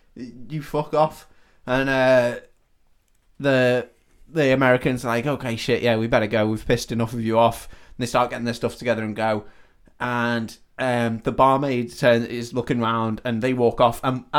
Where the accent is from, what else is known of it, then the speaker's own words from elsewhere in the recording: Yorkshire and the Humber, United Kingdom; Oh, I'm from Yorkshire.